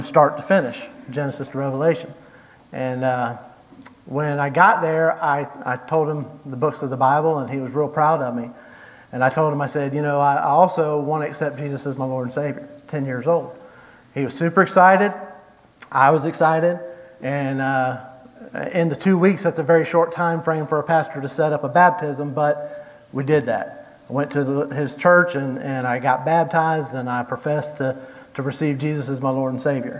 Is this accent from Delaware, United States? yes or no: no; Jacksonville, Florida, United States; moved away; I was born in Jacksonville, Florida, May 19th, 1975